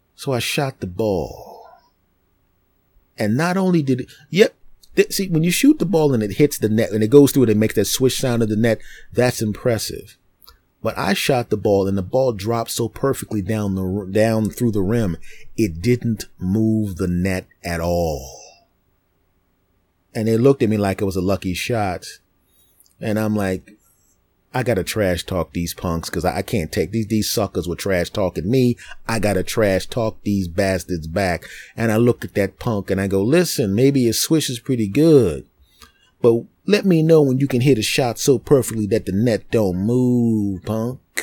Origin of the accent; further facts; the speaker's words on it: Philadelphia, Pennsylvania, United States; moved away; I'm from Philadelphia originally